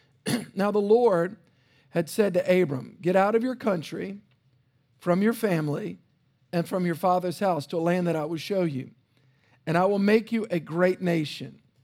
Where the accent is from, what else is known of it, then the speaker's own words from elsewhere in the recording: South Louisiana, United States; I grew up in South Louisiana